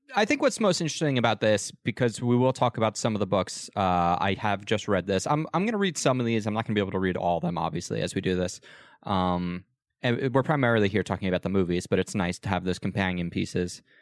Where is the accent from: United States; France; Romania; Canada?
United States